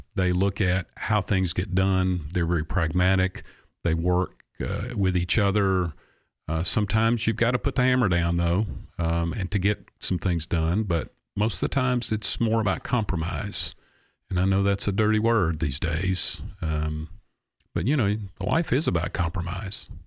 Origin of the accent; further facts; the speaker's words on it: Clarksville, Tennessee, United States; I love my hometown